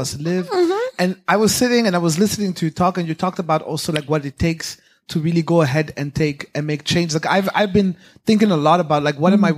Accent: Burundi; now in The Hague, Netherlands; I'm originally from Burundi. I live in The Hague

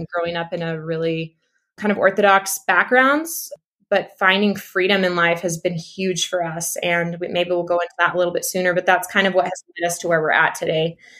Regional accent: East Texas, United States; moved away as an adult; also born or lived in Utah; now in Mexico; I was raised in East Texas

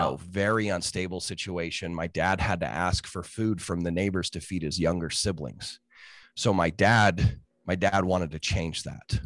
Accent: Utah, United States; I grew up in Utah in the, in, you know, the, the Rocky Mountains

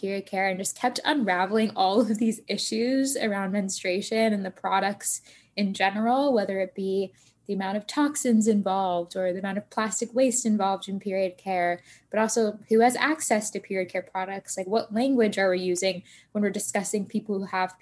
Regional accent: Tampa, Florida, United States; moved away as an adult; now in Boston, United States; I actually grew up in Tampa, Florida

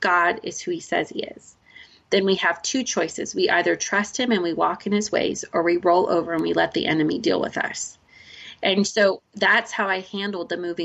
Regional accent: Oregon, United States; we are from Oregon

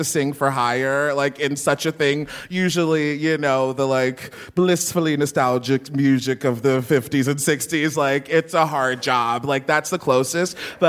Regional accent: Baltimore, Maryland, United States; I'm from Baltimore

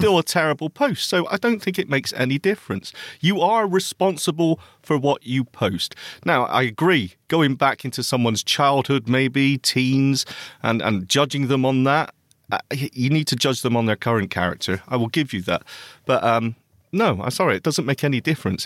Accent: Bristol, South West England, United Kingdom; Bristol Braille, which is my hometown, by the way, my place of birth

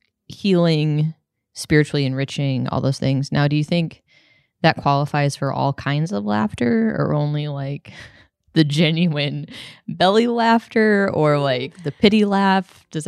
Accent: Syracuse, New York, United States; These are actually beans from Syracuse, my hometown, in case you wanted to know.

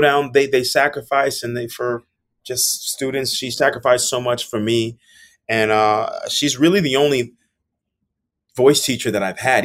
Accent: South Florida, United States; moved away as an adult; also born or lived in Miami; now in New York, United States; growing up in South Florida

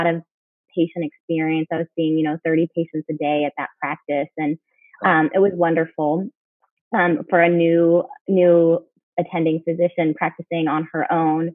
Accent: Houston, Texas, United States; also born or lived in Chicago area (Northwestern) / New Orleans / Pittsburgh; now in San Antonio, United States; I'm from Texas for medical school, went to Baylor in my hometown, Houston

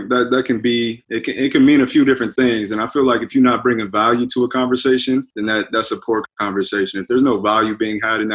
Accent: Saginaw, Michigan, United States; moved away as an adult; now in Phoenix, United States; I'm from Michigan. I was born and raised in Saginaw, Michigan. I moved out to Phoenix about 5-6 years ago

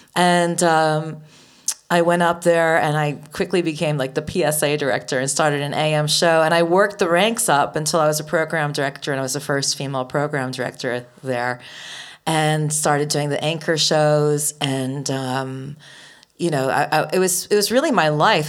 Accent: outside of Boston, Massachusetts, United States; I grew up outside of Boston.

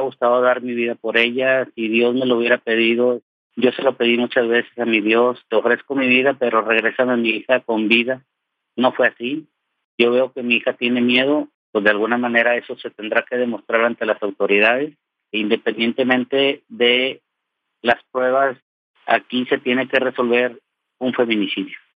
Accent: Mexico; also born or lived in Apodaca, Nuevo León; Yo soy mexicano, 100% mexicano, vivo en el norte del país, en Apodaca, Nuevo León

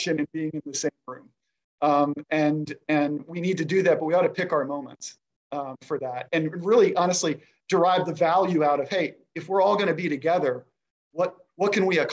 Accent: Rockville, Maryland, United States; I grew up in the area. I'm a DC local, which is rare. I grew up in Rockville, Maryland

